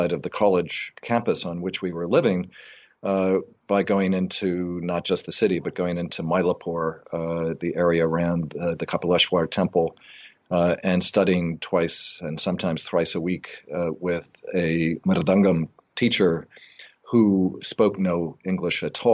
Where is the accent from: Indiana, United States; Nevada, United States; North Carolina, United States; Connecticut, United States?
Connecticut, United States; outside of New Haven; also born or lived in Tambaram, India; I grew up in Connecticut outside of New Haven.